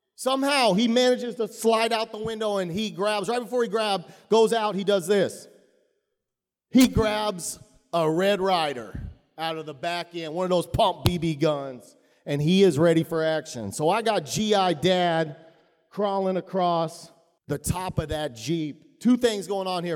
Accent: Texas, United States; I grew up in Texas.

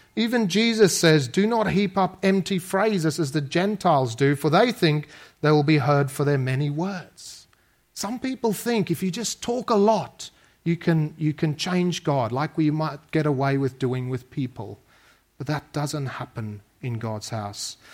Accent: South Africa; moved away; I grew up in South Africa

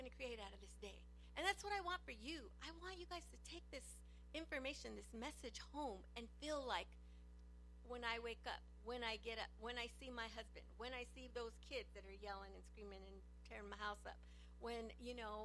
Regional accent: Los Angeles, California, United States; I grew up in East

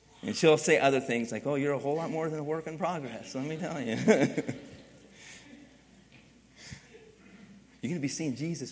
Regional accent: East Coast, United States; moved away; also born or lived in Philadelphia; I grew up in the East Coast and used to drive in inner city Philadelphia

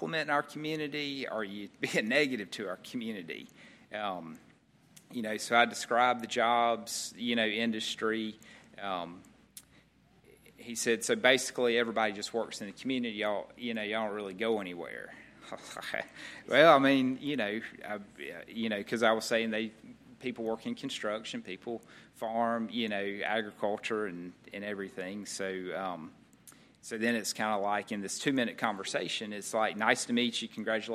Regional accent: Cairo, Georgia, United States; I was for sure from Cairo

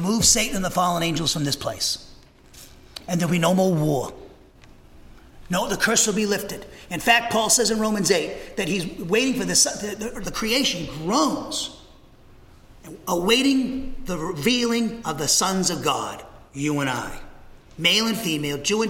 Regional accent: New England, United States; now in Huntsville, United States; I come from New England

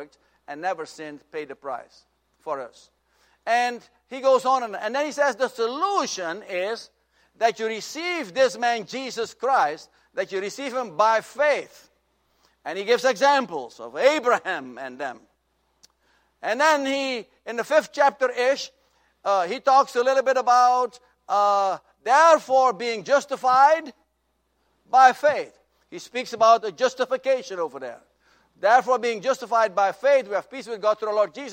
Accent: Suriname; moved away; In my home country of Suriname, the capital is Paramaribo.

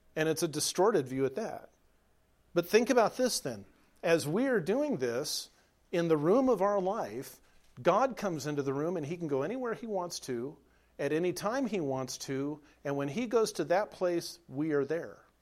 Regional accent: Southern California, United States; moved away as an adult; now in Nebraska, United States; I was raised in Southern California, spent the first 33 years of my life

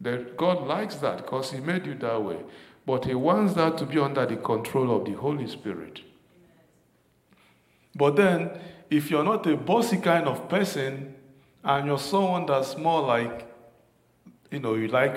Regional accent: Nigeria; moved away; growing up in Nigeria

